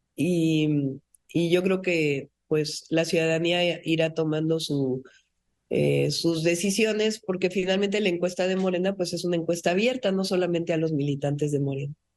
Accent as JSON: {"language": "Spanish", "region": "Mexico City", "country": "Mexico", "tie": "born or raised there", "said": "Yo soy científica, nací en la Ciudad de México, soy mujer"}